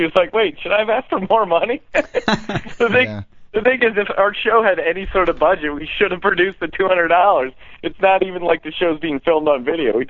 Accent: Pennsylvania, United States; now in Burbank, United States; Yeah, I'm actually back home in Pennsylvania. I came home for Christmas here, so yeah, I'm just chilling in my old bedroom upstairs

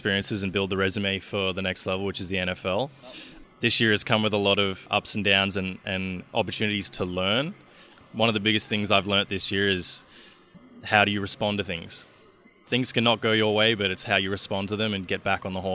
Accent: Emu Plains, New South Wales, Australia; moved away as an adult; now in Gainesville, United States; So New South Wales is the state that I live in. It is home to Sydney, and it is also home to my hometown of Emu Plains, which is about an hour outside of Sydney.

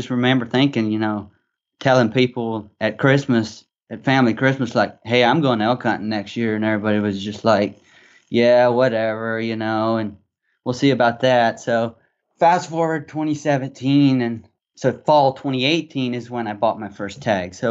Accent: Arkansas, United States; I grew up in Arkansas, so I'm a Southern kid

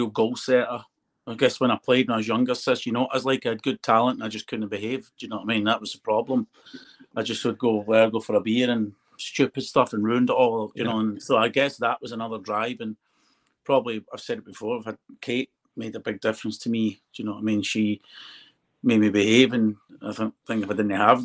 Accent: United Kingdom; I'd love to win in my own country

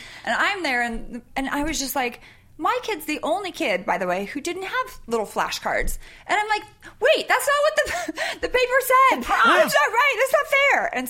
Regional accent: Sacramento, California, United States; I grew up in Sacramento

